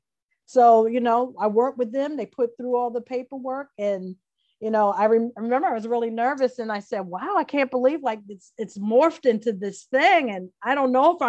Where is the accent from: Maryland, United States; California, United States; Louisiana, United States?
Maryland, United States; Prince George's County; moved away as an adult; also born or lived in North Carolina / Bloomington, Indiana / New York City; I was raised outside of Washington, D.C. in Prince George's County, Maryland, which is like 98% African-American.